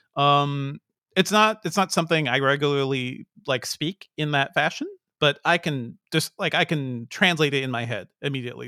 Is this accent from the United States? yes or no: no; Guyana; we never get to see anything about my home country that's not, you know, it's, it's all Jim Jones. That's all, that's the only story people hear about Guyana